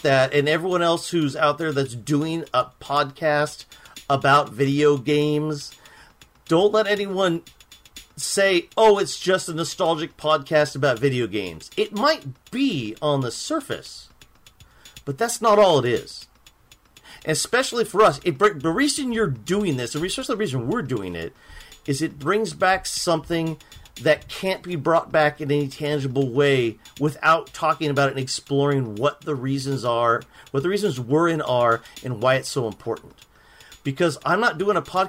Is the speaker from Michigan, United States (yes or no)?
no; Los Angeles, California, United States; we're from Los Angeles